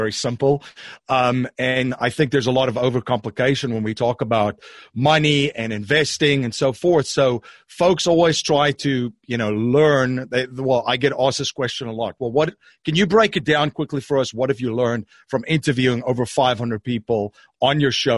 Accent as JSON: {"language": "English", "country": "South Africa", "moved": "yes", "said": "I am originally from South Africa"}